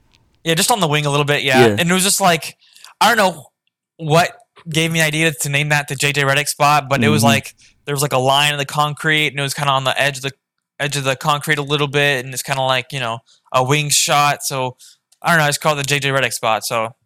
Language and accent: English; Orlando, Florida, United States; Definitely, I think growing up in the Orlando area and being a young kid at the time, 8-9, when Dwight Howard was there